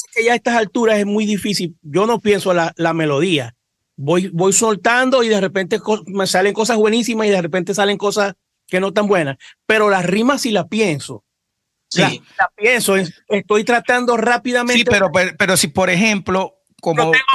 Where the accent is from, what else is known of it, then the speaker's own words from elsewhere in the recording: Cabimas, Zulia, Venezuela; nosotros somos de Cabima